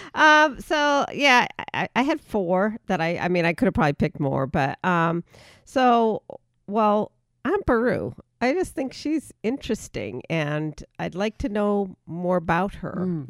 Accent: East Coast, United States; moved away as an adult; now in California, United States; growing up on the East Coast

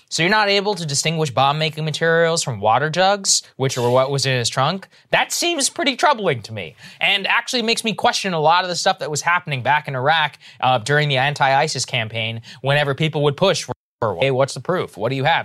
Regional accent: Texas, United States; here to my home state of Texas

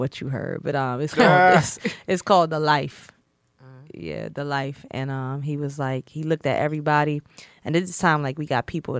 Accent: the South, United States; You know, growing up in the South, it's like, get a job, get married, and get a job like an accountant, a doctor.

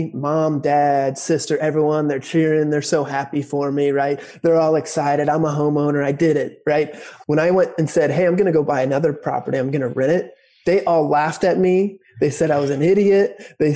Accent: Dayton, Ohio, United States; here in Cincinnati, or technically Dayton here in Ohio, in my hometown

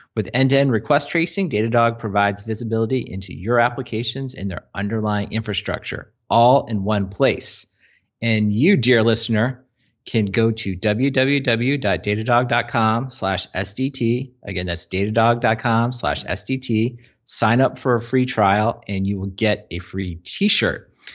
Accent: Mid-Atlantic, United States; also born or lived in North Carolina; growing up in the Mid-Atlantic

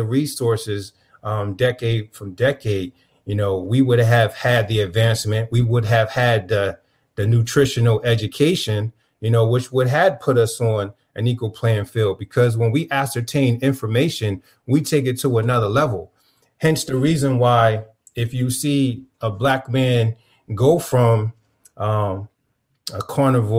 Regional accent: Camden, New Jersey, United States; When I was growing up in Camden, New Jersey

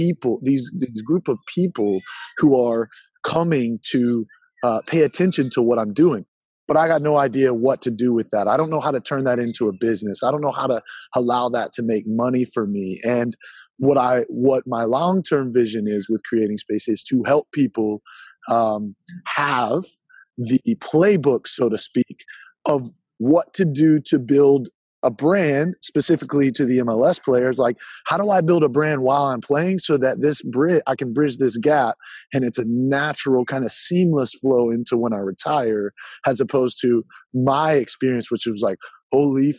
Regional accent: Easley, South Carolina, United States; now in Charlotte, United States; I'm from Easley, South Carolina, which is the middle of nowhere

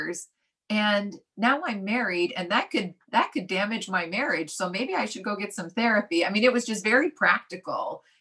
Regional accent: Utah, United States; growing up where I grew up in Utah

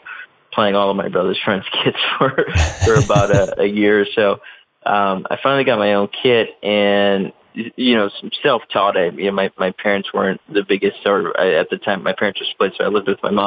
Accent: Chicago, Illinois, United States; growing up in Chicago, obviously massive sports fan

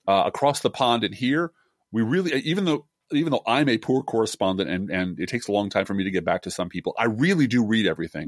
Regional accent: Midwest, United States; a Midwesterner with a funny name

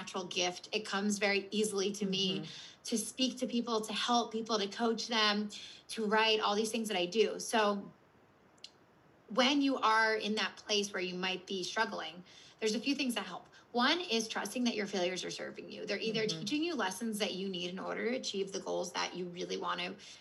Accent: Philadelphia, Pennsylvania, United States; also born or lived in Washington, D.C.; I'm from Philadelphia and I went to school mm-hmm. in DC

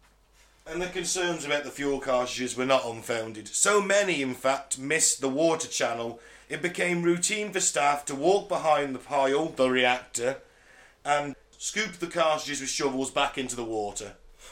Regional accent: North West England, United Kingdom; Cumbria. I'm from Cumbria.

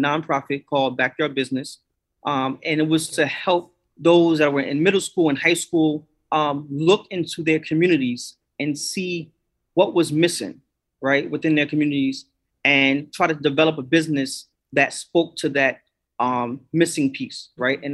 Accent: New York, United States; now in Philadelphia, United States; I'm originally from New York. I'm in Philly now

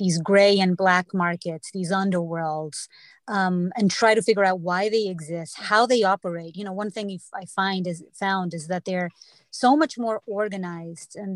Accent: Portugal; moved away as an adult; now in United States; I grew up in Portugal

